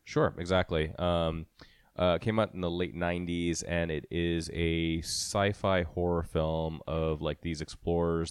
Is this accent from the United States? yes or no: no; India; moved away; when I was growing up in India